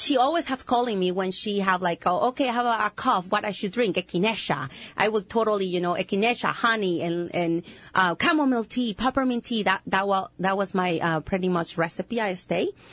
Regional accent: Honduras; English is a second language; moved away; I'm from Honduras.

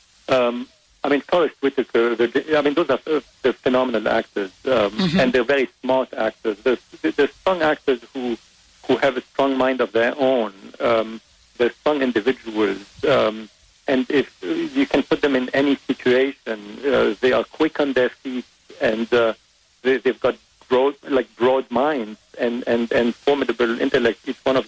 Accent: Beirut, Beirut Governorate, Lebanon; English is a second language; moved away as an adult; also born or lived in France / New York; now in Los Angeles, United States; I was born in Lebanon, in Beirut. My father is French. My mother is Lebanese. I grew up privileged in Lebanon

